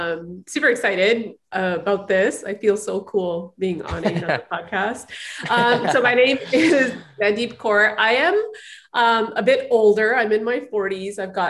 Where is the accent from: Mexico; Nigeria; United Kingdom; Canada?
Canada; Toronto, Ontario; moved away as an adult; now in Vancouver, Canada; I was born and raised in Toronto.